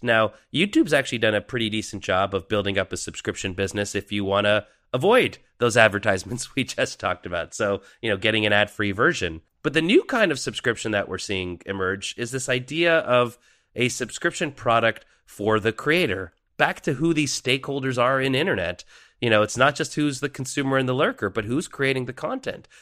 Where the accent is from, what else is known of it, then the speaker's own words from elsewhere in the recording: Canada; as a Canadian from that period in time